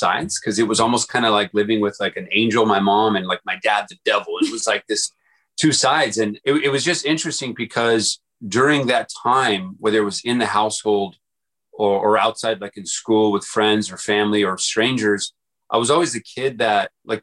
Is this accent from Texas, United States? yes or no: yes; El Paso, Texas, United States; moved away as an adult; I grew up in El Paso, Texas, small town, in a small house, kind of, you know, really USA poor, and was there until 18 years old before moving out to college